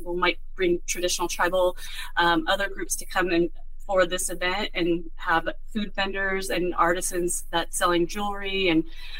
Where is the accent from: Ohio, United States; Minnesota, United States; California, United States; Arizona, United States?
California, United States; the Bay Area; I grew up here in the Bay Area.